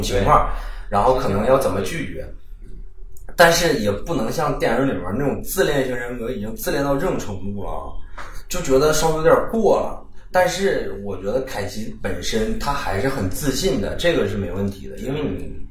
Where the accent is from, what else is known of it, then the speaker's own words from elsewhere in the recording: Northeast China, China; accent: Northeastern; 用咱东北话说